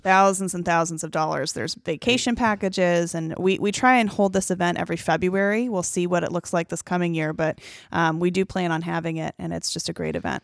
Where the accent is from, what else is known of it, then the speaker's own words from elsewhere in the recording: Marietta, Georgia, United States; moved away as an adult; also born or lived in Atlanta, Georgia; now in Cocoa Beach, United States; me growing up in Marietta, Georgia